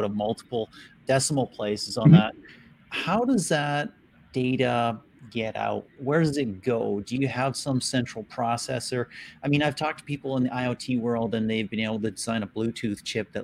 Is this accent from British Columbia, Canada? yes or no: yes; Vancouver, British Columbia, Canada; I'm Canadian from Vancouver, Canada